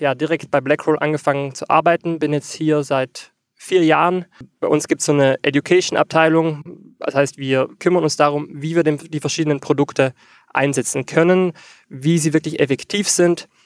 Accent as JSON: {"language": "German", "country": "Austria", "said": "ich komme aus Österreich"}